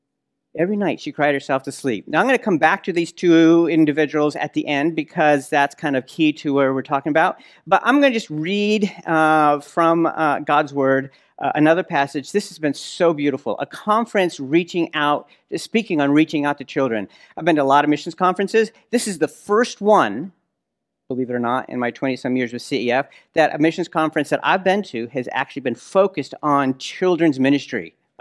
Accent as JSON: {"language": "English", "town": "Nazareth", "region": "Northern District", "country": "Israel", "said": "marhaba, kif halkum, ana min al-Nasira"}